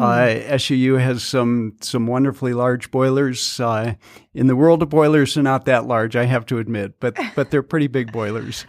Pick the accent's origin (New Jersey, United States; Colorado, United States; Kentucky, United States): Colorado, United States; moved away as an adult; also born or lived in Salt Lake City, Utah; now in Southern Utah, United States; I grew up in Colorado